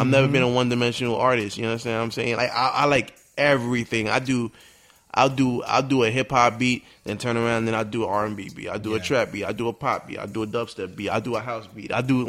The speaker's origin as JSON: {"language": "English", "town": "New York City", "region": "New York", "country": "United States", "tie": "born or raised there", "said": "I'm a young man. I'm from New York City, born and raised."}